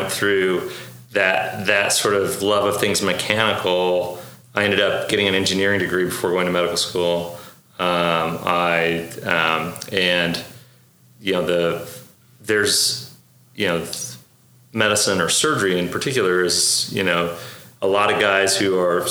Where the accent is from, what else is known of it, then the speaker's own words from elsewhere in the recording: Oklahoma, United States; also born or lived in Beirut, Lebanon; I was actually born in Beirut. Yeah. I immigrated here when I was 4. I grew up in Oklahoma. We moved to Oklahoma when I was 5, and I've grown up here ever since